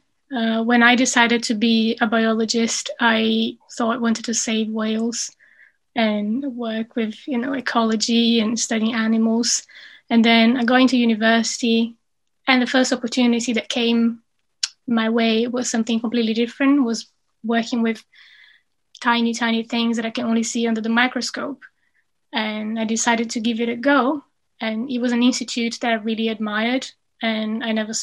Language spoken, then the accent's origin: English; Brazil; English is a second language; moved away as an adult; also born or lived in Cambridge, United Kingdom; now in United Kingdom; I finished my undergrad in biology back in Brazil